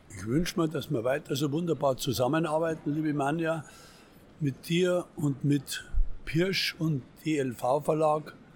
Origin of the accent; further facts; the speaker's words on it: Bavaria, Germany; Der Bayer bleibt der Bayer